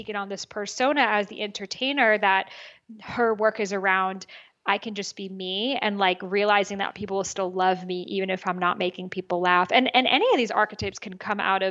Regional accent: United States; I was born in America. I'm the first person born here.

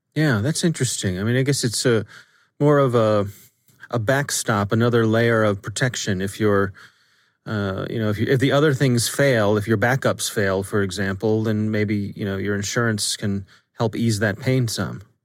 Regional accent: Ellicott City, Maryland, United States; my hometown in, in Ellicott City

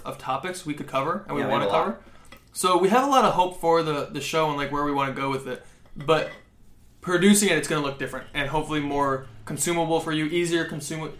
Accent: Michigan, United States; now in California, United States; I'm from Michigan

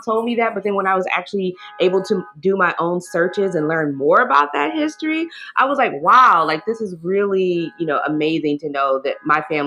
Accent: Fort Wayne, Indiana, United States; moved away as an adult; also born or lived in Atlanta; part of my life in Fort Wayne, other Black families whose families and grandparents had migrated from Alabama

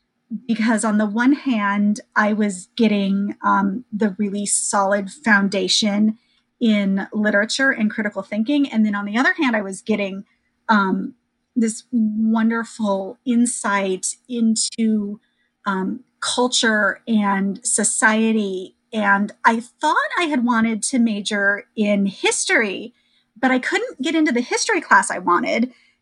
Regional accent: Iowa, United States; So, sure. I grew up in Iowa.

